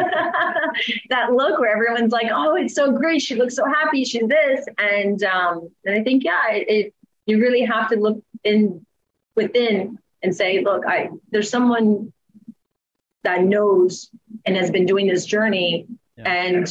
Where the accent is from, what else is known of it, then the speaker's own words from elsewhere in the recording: Maryland, United States; moved away as an adult; also born or lived in Rockville, Maryland / Virginia; now in Costa Rica; I grew up in Maryland